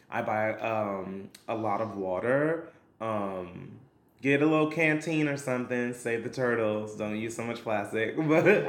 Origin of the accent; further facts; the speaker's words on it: New York City, New York, United States; I am a singer, actor, dancer who was born and raised in Brooklyn, New York